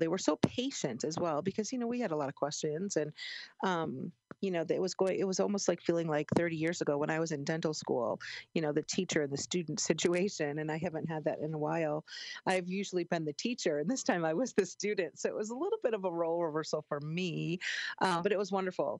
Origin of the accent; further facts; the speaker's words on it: Chicago, Illinois, United States; moved away; I grew up in Chicago